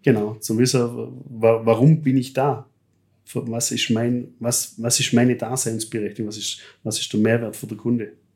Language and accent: German; Germany; da sind wir Deutsche